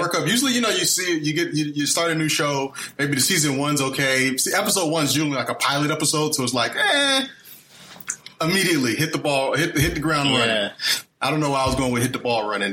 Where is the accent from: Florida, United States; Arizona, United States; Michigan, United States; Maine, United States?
Florida, United States; Fort Lauderdale; moved away as an adult; now in Los Angeles, United States; I'm from Fort Lauderdale, Florida.